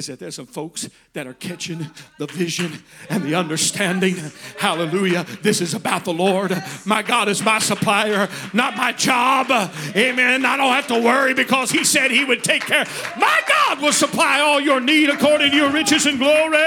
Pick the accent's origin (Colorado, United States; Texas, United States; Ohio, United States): Texas, United States; I was raised in Texas with guns